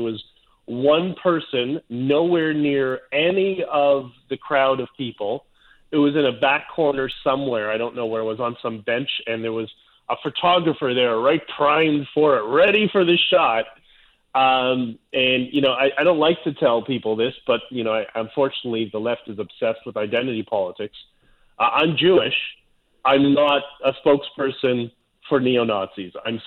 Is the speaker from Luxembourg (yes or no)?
no; Canada